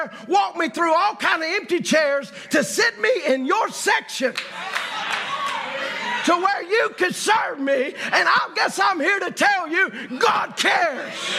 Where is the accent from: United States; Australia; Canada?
United States; Louisiana; I'm not from here. I'm from Louisiana.